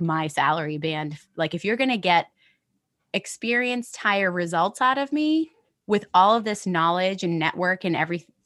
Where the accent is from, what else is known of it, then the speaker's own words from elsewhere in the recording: United States; also born or lived in London; now in New York, United States; I have a US passport, right? Like I'm American